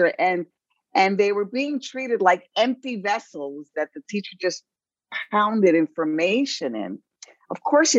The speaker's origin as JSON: {"language": "English", "town": "New York City", "region": "New York", "country": "United States", "tie": "born or raised there", "said": "I was raised in the South Bronx"}